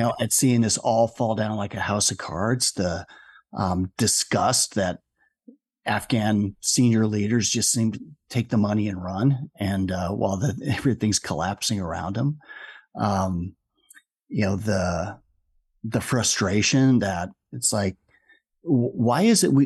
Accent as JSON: {"language": "English", "town": "Omaha", "region": "Nebraska", "country": "United States", "tie": "born or raised there", "moved": "as an adult", "said": "I was uh, born and raised in Omaha"}